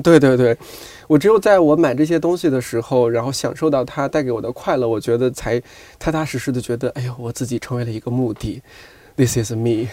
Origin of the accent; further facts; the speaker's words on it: Shanxi, China; 我是一个一直在山西生活长大的人